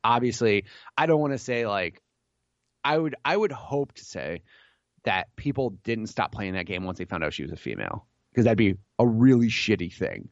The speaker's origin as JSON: {"language": "English", "region": "Illinois", "country": "United States", "tie": "born or raised there", "said": "I grew up in Illinois"}